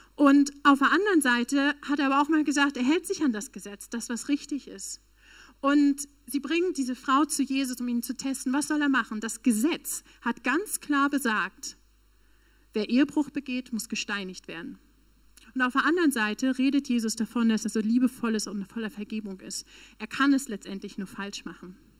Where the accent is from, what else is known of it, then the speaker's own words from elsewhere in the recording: Northern Germany, Germany; moved away; also born or lived in Berlin / South Africa; Ich komme tatsächlich aus dem Norden Deutschlands, eigentlich.